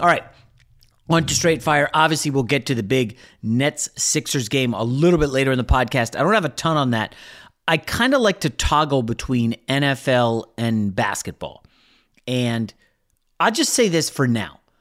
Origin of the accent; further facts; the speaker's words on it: Northern Virginia, United States; we grew up in Northern Virginia